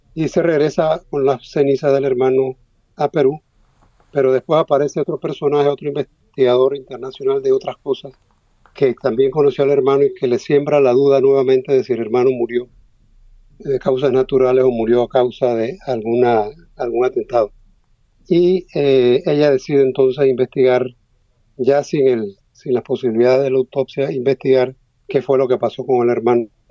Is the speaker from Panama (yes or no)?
yes; Panama; yo soy un escritor panameño